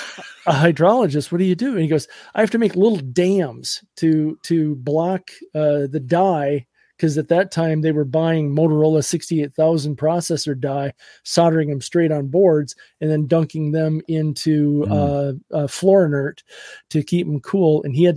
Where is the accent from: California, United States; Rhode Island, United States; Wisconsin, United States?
Wisconsin, United States; I grew up in Western Wisconsin.